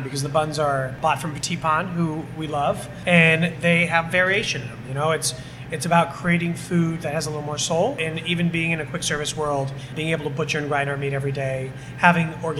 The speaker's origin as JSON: {"language": "English", "town": "Santa Clara", "region": "California", "country": "United States", "tie": "born or raised there", "also_born_or_lived": "San Francisco", "said": "I'm from the Bay. Born here in the city. Was raised in Santa Clara down south."}